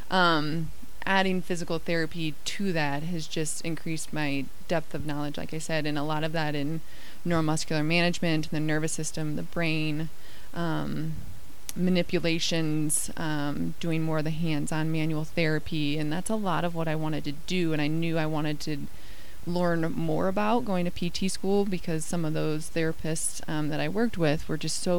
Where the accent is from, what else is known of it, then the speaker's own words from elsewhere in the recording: Midwest, United States; also born or lived in Iowa / Indiana / Virginia / Colorado; I grew up moving around a lot. Um, I grew up mostly in the Midwest, Iowa and Indiana. Um, went to Virginia, and then we made our way out to Colorado with my family.